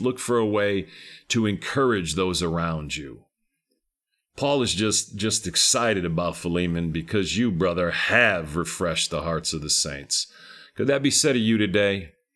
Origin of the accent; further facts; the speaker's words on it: Texas, United States; I'm a Texan down here